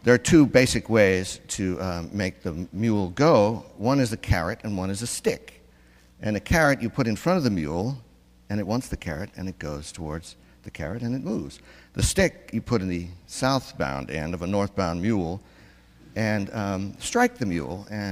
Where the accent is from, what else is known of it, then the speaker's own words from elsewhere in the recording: Missouri, United States; I come from Missouri